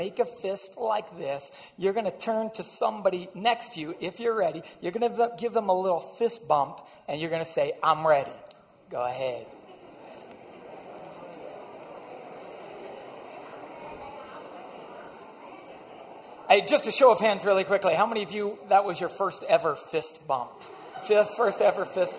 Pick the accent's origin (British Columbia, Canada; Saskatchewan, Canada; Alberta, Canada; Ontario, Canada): Ontario, Canada; just outside of Windsor; I grew up just outside of Windsor